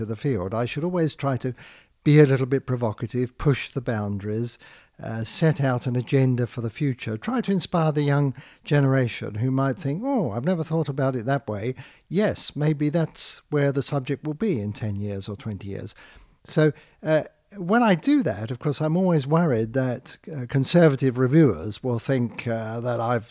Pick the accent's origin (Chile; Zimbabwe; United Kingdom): United Kingdom; accent: British; moved away; I'm British born, and so it's especially wonderful for me to be recognised in my home country